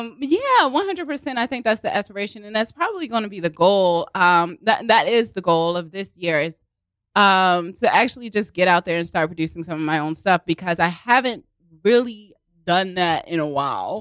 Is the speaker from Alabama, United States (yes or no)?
no; Baltimore, Maryland, United States; accent: Baltimore; moved away as an adult; also born or lived in Los Angeles; now in New York, United States; born and raised in Baltimore, and then I went to the University of Southern California, so I lived out in L A for several years